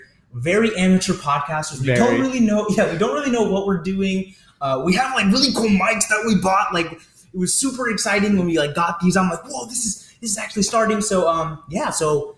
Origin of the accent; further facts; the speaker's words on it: Georgia, United States; I was born and raised in Georgia.